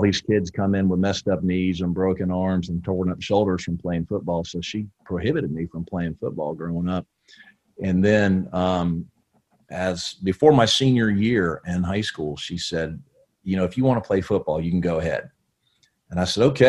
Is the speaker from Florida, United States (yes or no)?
yes; Brooksville, Florida, United States; also born or lived in Connecticut; I grew up really in Brooksville, Florida, kind of central Florida, a little north of Tampa there